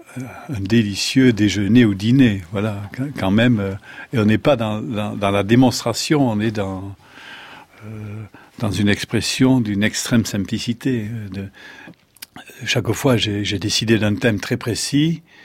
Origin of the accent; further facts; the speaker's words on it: Landes, Nouvelle-Aquitaine, France; also born or lived in Béarn; Je suis landais